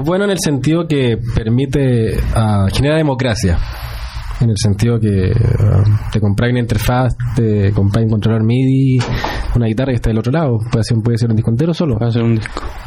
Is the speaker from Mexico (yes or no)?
no; Chile; soy chileno